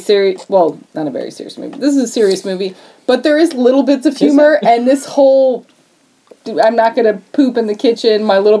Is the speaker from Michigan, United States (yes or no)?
yes; Michigan, United States; moved away; I'm from Michigan.